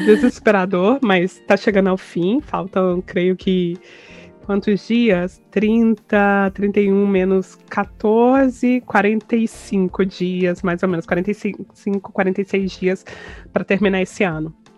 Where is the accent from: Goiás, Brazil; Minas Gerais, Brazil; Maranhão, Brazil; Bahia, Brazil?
Goiás, Brazil; Goiânia; moved away as an adult; also born or lived in Campinas / São Paulo; nasci em Goiânia, fui criada e vivi em Goiânia até os meus 28 anos